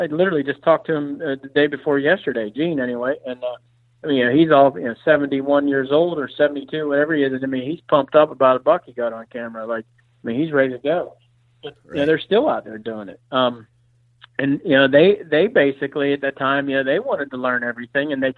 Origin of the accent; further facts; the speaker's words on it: Pennsylvania, United States; I grew up in Pennsylvania. I grew up in the mountainous region of Pennsylvania